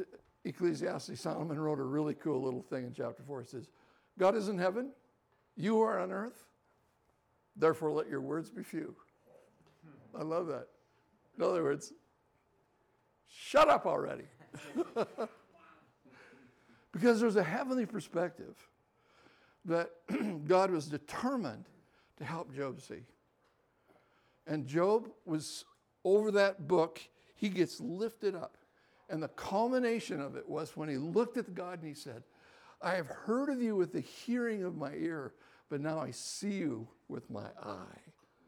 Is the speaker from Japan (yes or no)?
yes; Japan; So I was born and raised in Japan. 1952, so do the math, I'm 71.